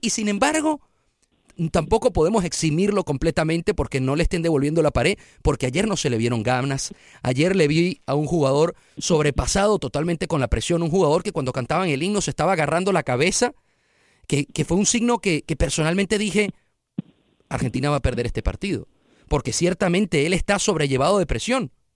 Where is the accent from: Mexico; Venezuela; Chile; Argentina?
Venezuela; moved away as an adult; now in Houston, United States; ya había trabajado cinco años antes en mi país, Venezuela